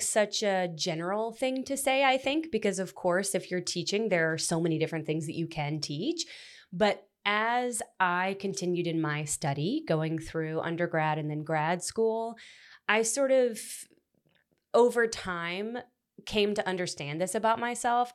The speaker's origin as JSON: {"language": "English", "town": "Florence", "region": "Alabama", "country": "United States", "tie": "born or raised there", "also_born_or_lived": "Memphis, Tennessee", "said": "I was born in Memphis, but I lived in Florence from the time I was, like, eleven. So, I typically say I'm from Florence."}